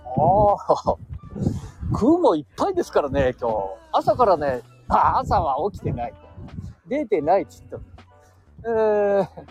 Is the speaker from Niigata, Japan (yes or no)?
no; Chita area, Aichi, Japan; 私たちの地元にはね、いい酒蔵がよくある